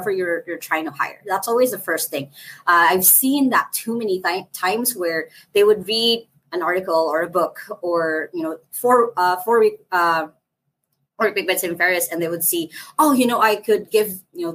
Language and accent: English; Philippines; I'm from the Philippines. I'm in the Philippines. I'm in Cebu City, Philippines